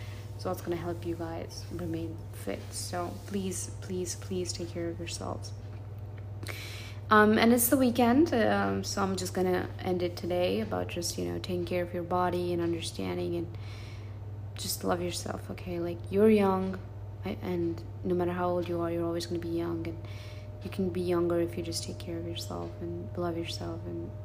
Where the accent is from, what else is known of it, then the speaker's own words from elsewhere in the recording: California, United States; moved away; I'm from California